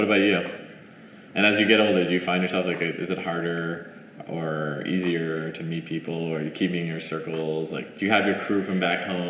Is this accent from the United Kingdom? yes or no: no; Montreal, Quebec, Canada; moved away; I'm originally from Montreal, Canada.